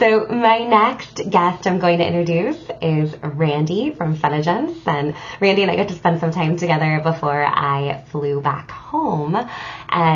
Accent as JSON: {"language": "English", "country": "United States", "said": "being an American here in the U.S."}